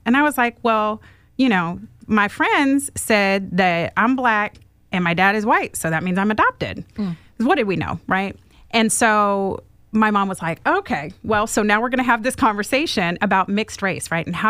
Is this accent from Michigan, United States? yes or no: no; Oregon, United States; born there; So I was born in Central Oregon, and a tiny little town.